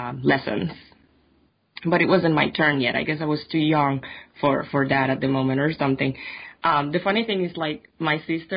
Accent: Puerto Rico; moved away; I am originally from Puerto Rico, and I grew up as part of a church family

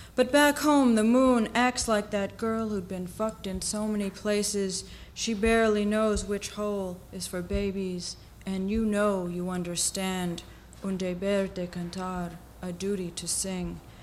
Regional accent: United States; we are still American born and foreign

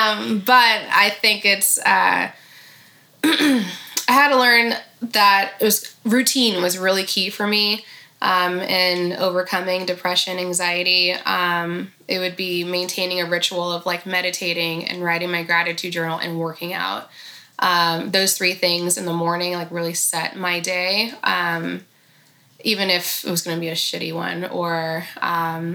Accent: Sacramento, California, United States; we're both from Sacramento.

